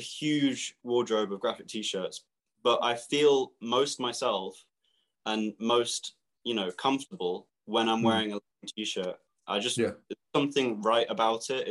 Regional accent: Milton Keynes, South East England, United Kingdom; We're from Milton Keynes. Milton Keynes is like my, it's where I would call home, really. It's where we're all from

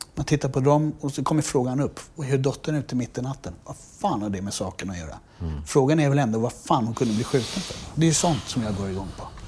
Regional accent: Sweden; när vi växte upp i Dalen

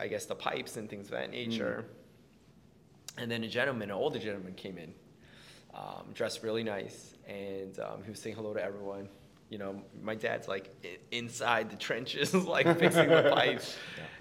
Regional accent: New York City, New York, United States; I was born and raised in Queens, New York.

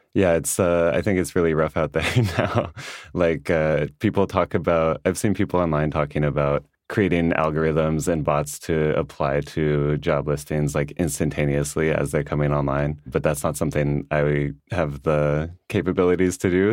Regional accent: California, United States; moved away as an adult; now in Berlin, Germany; I'm a journalist from California. I moved to Germany about three and a half years ago

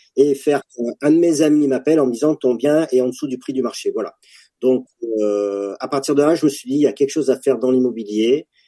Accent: France; en tant que Français

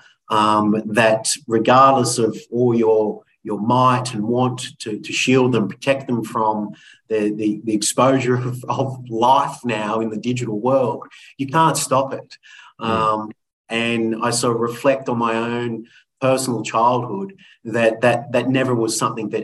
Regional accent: Sutherland Shire, New South Wales, Australia; I grew up in the Sutherland Shire, or the Shire.

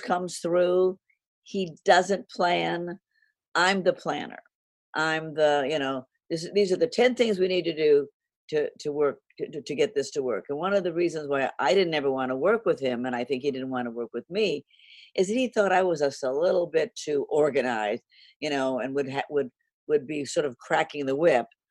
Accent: Los Angeles, California, United States; I grew up in Hollywood where everybody was an actor, a writer, a director

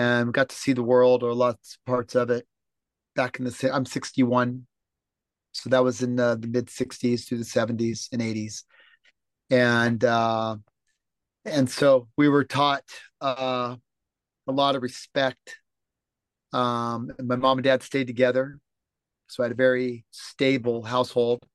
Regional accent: Los Angeles, California, United States; moved away as an adult; now in Mediterranean (on a yacht); Born and raised in Los Angeles, California.

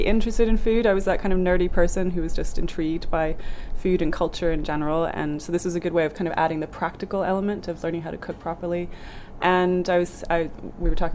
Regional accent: Norway; moved away; also born or lived in Germany; grew up in Norway, just across the North Sea

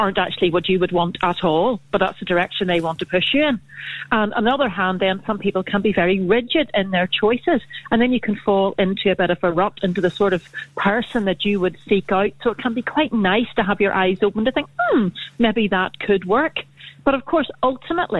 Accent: North Down, Northern Ireland, United Kingdom; I'm from North Down.

